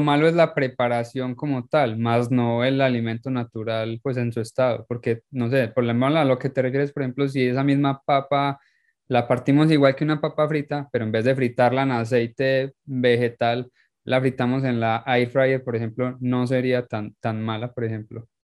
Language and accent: Spanish; Paisa, Antioquia, Colombia; moved away; soy paisa